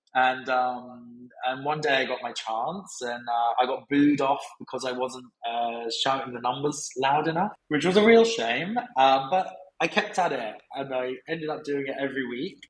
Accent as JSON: {"language": "English", "town": "Brighton", "region": "South East England", "country": "United Kingdom", "tie": "born or raised there", "also_born_or_lived": "Cumbria", "said": "moving back to Brighton because I grew up in Brighton"}